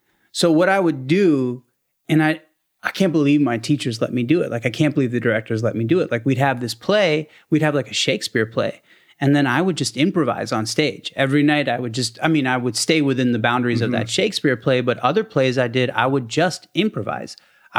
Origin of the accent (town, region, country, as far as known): Maryland, United States; born or raised there; also born or lived in Baltimore